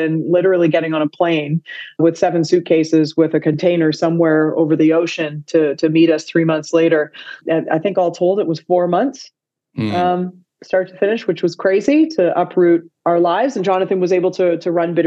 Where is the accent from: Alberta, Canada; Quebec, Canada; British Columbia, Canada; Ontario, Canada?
Ontario, Canada; Toronto; moved away as an adult; also born or lived in Vancouver; I'm born and raised in Toronto, but I moved to Vancouver in 2007.